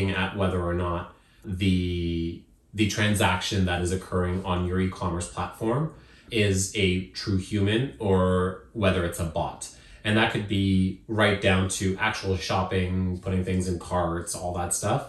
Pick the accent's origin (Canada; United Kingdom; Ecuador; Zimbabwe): Zimbabwe; moved away; where I was born in Zimbabwe is not as expensive